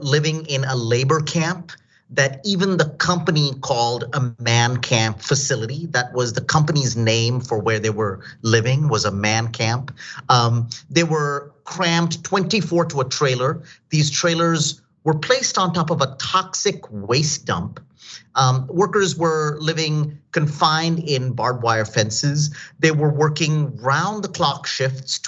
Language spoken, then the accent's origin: English; Delhi, India; now in United States; I'm from India. I came from Delhi to the United States.